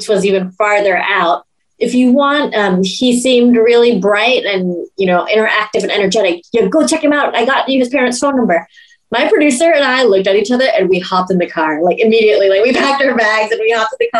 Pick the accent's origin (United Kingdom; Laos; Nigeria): Laos; in Laos, because we don't really have professional actors in that regard